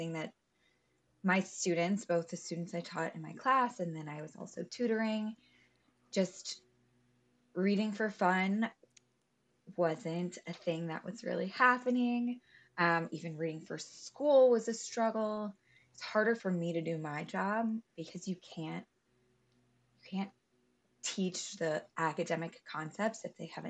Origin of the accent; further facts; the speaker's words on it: Louisville, Kentucky, United States; I grew up in Louisville, Kentucky